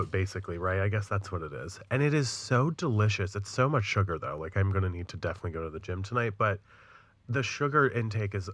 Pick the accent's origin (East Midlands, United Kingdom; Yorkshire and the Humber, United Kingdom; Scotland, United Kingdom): Yorkshire and the Humber, United Kingdom; Leeds; I'm not from in London. Leeds. I'm from Leeds.